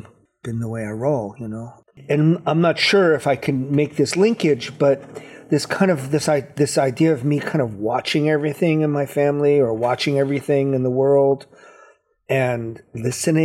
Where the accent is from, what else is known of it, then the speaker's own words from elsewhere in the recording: New Haven, Connecticut, United States; I was born in New Haven, Connecticut